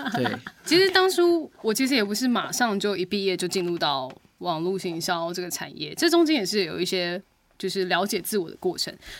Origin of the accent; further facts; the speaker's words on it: Taiwan; 我们平常原住民生活